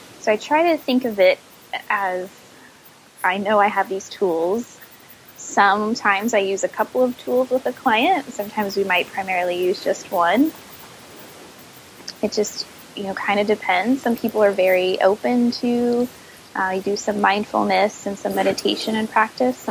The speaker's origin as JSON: {"language": "English", "region": "Midwest", "country": "United States", "moved": "yes", "lives_now": "Virginia, United States", "said": "I'm from the Midwest"}